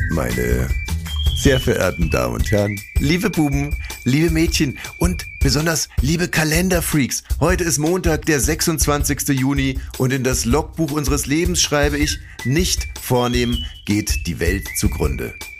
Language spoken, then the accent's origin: German; Saxony-Anhalt, Germany; ich komme aus Sachsen-Anhalt